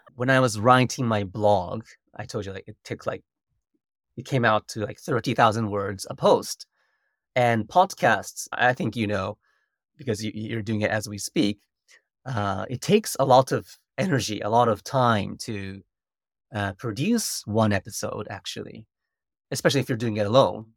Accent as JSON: {"language": "English", "country": "Japan", "also_born_or_lived": "United States", "second_language": "English", "moved": "as an adult"}